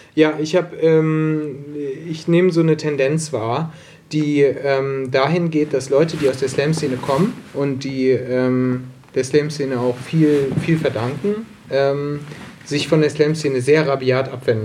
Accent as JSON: {"language": "German", "town": "Solingen", "region": "North Rhine-Westphalia", "country": "Germany", "tie": "born or raised there", "also_born_or_lived": "Herne", "moved": "yes", "lives_now": "Bochum, Germany", "said": "Gebürtiger Solinger"}